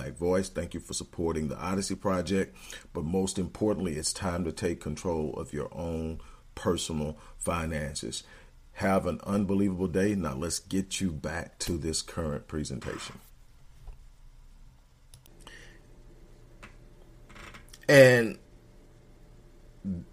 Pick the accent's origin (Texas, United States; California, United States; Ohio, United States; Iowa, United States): Texas, United States; I'm from Texas